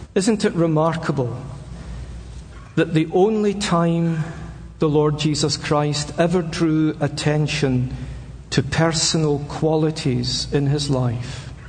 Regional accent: Scotland, United Kingdom; I'm a Scotsman.

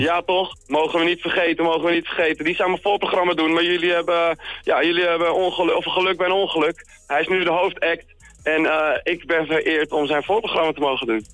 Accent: Wilnis, Utrecht, Netherlands; moved away as an adult; now in Utrecht, Netherlands; geboren in Wilnis

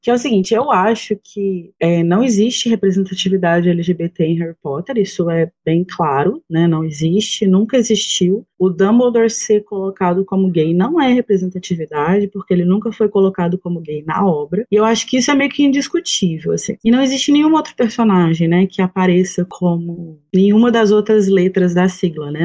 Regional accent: Minas Gerais, Brazil; eu sou de Minas

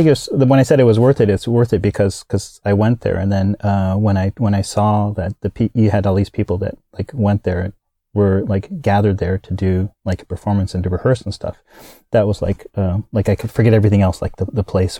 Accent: Kansas, United States; also born or lived in Florida; I'm from the States. I was born and raised in the States. I was raised in Kansas, and then my father was military, so we moved around to several places, to Florida

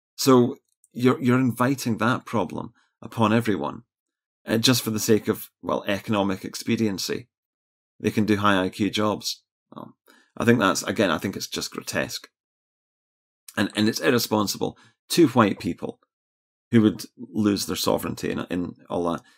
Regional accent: Scotland, United Kingdom

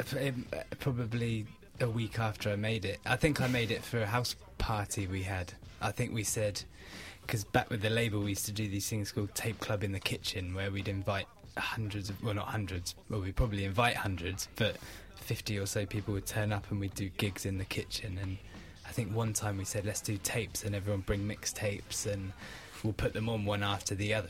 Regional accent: Wales, United Kingdom; moved away; I grew up in Wales

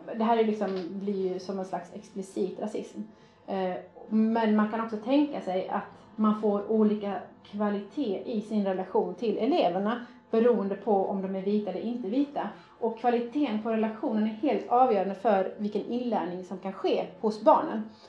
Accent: Sweden; Jag är faktiskt svensk

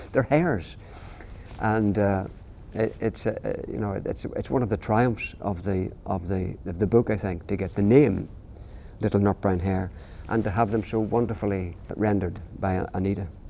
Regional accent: Northern Ireland, United Kingdom; I'm from Northern Ireland.

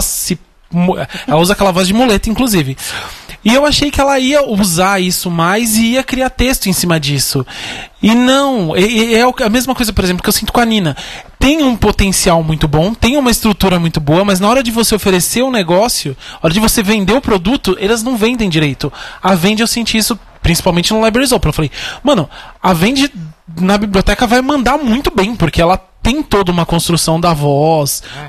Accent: Brazil; um brasileiro, homem, branco

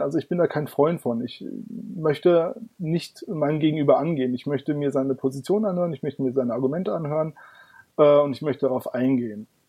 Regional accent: Darmstadt, Hesse, Germany; Ich komme aus Darmstadt. Das liegt im schönen Hessen.

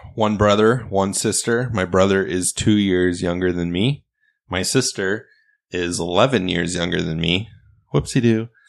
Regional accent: Midwest, United States; we're from the Midwest

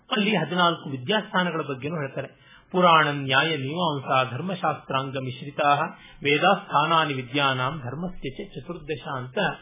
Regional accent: Kannadiga, Karnataka, India; ನಾವು ಕನ್ನಡಿಗರೆಲ್ಲ

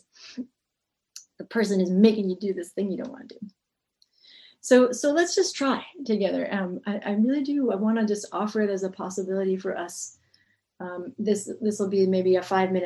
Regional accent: New England, United States; I grew up in New England

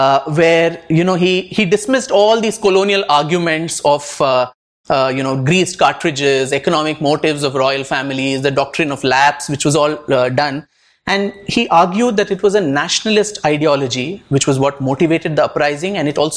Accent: India

